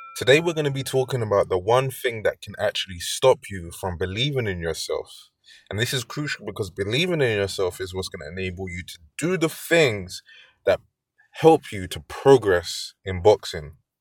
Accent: London, United Kingdom; I'm from London

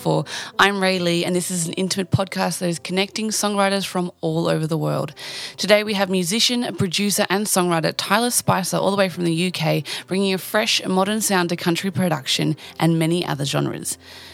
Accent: Bairnsdale, Victoria, Australia; Bairnsdale, Victoria, my hometown.

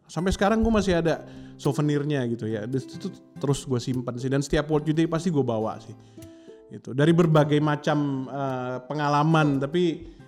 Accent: Indonesia; eh where you come from? Dari mana gitu kan? Uh, eh, gue dari Indonesia.

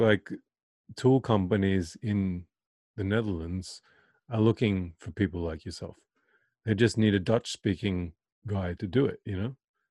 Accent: Australia; I'm proud to be Australian, you know. So when people say, oh, you're from America, I'm like, no, I'm Australian, you know.

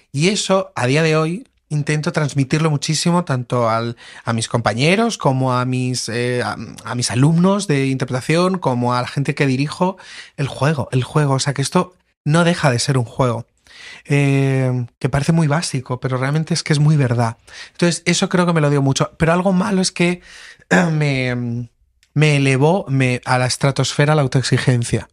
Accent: Lorca, Region of Murcia, Spain; moved away as an adult; now in Madrid, Spain; yo soy de Lorca, que estuvo el terremoto hace unos años

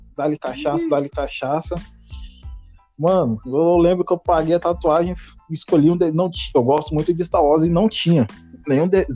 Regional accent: Porto Velho, Rondônia, Brazil; sou de Porto Velho, Rondônia

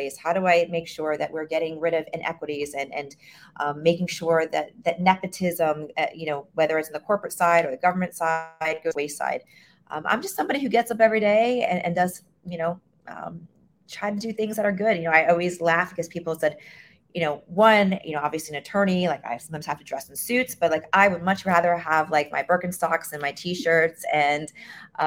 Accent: Miami, Florida, United States; born and raised in Miami

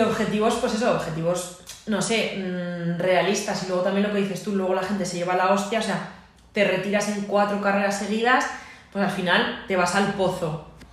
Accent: Aragon, Spain; que soy más maña y más orgullosa

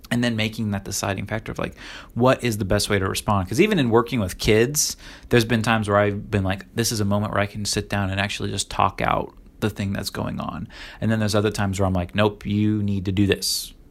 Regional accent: Illinois, United States; also born or lived in Florida / Oregon; now in Virginia, United States; I grew up in Florida, Illinois, Oregon, and now Virginia

